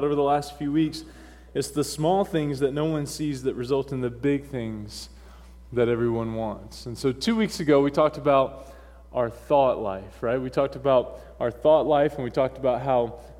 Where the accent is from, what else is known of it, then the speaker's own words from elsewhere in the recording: North Carolina, United States; accent: southern drawl; moved away; I was born and raised in North Carolina